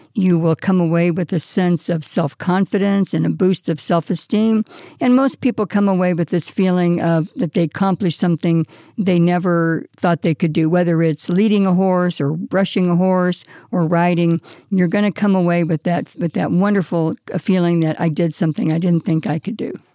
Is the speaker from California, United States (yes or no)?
yes; California, United States; now in Las Vegas, United States; As a child growing up in California